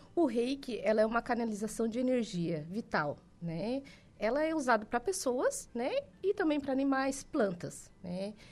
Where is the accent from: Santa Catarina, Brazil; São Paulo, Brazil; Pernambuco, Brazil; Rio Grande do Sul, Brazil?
Santa Catarina, Brazil; Araranguá; moved away as an adult; now in Jaraguá do Sul, Brazil; eu sou natural de Araranguá